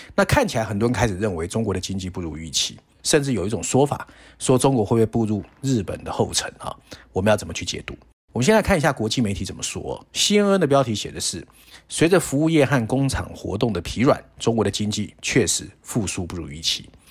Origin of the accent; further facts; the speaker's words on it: Taiwan; 我们小时候在台湾